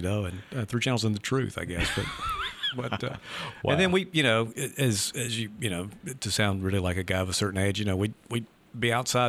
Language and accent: English; Leland, Mississippi, United States; growing up in Leland, Mississippi, you know, the Delta, so kind of a flat area.